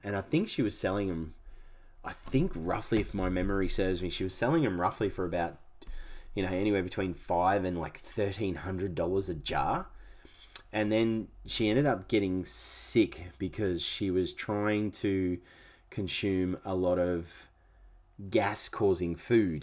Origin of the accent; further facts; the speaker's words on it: Canberra, Australian Capital Territory, Australia; now in Gold Coast, Australia; I grew up for the first half of my life, you'll say, I grew up in Canberra